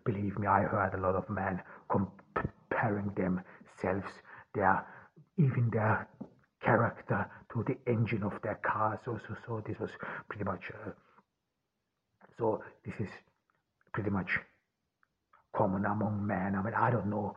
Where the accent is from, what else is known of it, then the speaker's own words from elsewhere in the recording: Austria; I grew up in Austria on the countryside.